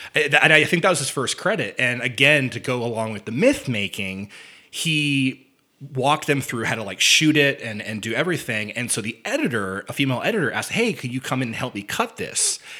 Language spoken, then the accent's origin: English; near Evansville, Indiana, United States; Evansville, Indiana, not too far from where I grew up.